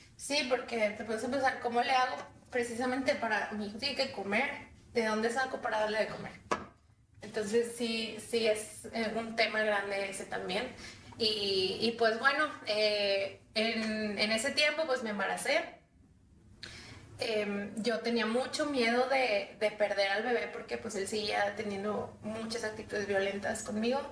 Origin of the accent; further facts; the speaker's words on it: Monterrey, Nuevo León, Mexico; soy de aquí de Monterrey